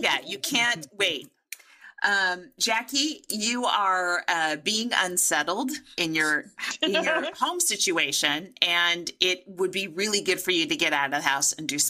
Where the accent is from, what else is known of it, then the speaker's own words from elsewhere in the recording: United States; as we American comics